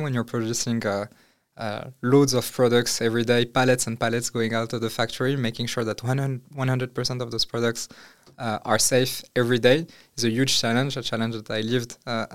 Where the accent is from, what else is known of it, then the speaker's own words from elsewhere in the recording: Morocco; moved away as an adult; now in France; I grew up in Morocco. I studied in France